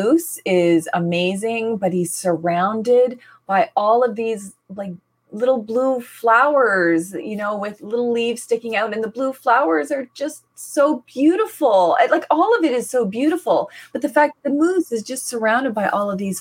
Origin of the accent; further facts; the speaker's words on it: Canada; I'm from the Mi'kmaq nation